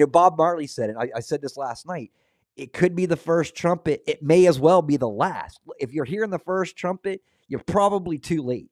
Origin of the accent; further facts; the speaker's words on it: Scotland, United Kingdom; being Scottish